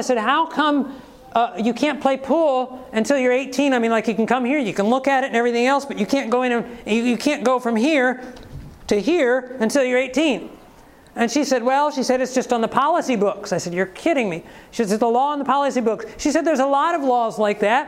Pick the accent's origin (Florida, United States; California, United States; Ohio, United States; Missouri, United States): Ohio, United States; moved away; When I was in Ohio, I grew up in Ohio